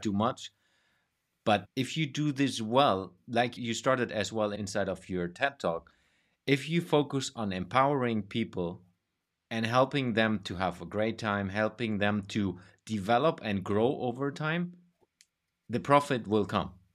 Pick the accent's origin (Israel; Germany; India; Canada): Germany; moved away; also born or lived in Denmark / Sweden; my home country, which is Germany